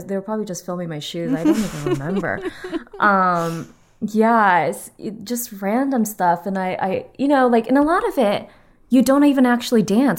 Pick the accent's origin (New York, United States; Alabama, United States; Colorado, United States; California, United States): California, United States; Torrance; In Torrance. Okay. Do you know where that is?